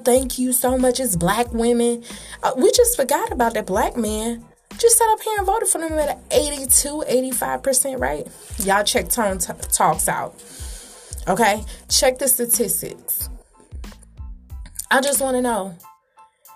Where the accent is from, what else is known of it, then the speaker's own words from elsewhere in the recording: Atlanta, Georgia, United States; I'm from Atlanta, raised in Atlanta.